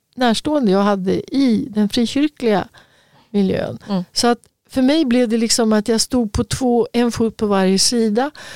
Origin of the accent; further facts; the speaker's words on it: Örebro, Örebro County, Sweden; moved away as an adult; also born or lived in Stockholm / Östergötland; När jag flyttade ifrån Örebro då och hade tagit studenten